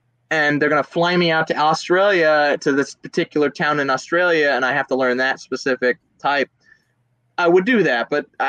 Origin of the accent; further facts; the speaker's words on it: United States; I'm an American